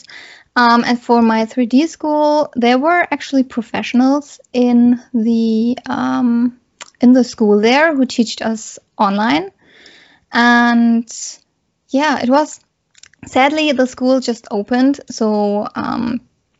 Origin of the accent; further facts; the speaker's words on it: Germany; I'm coming from Germany